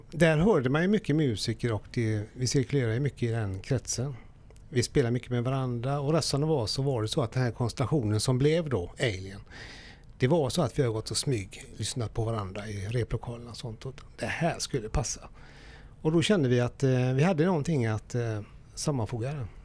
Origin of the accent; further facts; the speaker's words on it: Gothenburg, Västra Götaland, Sweden; Ja, jag är från Göteborg också.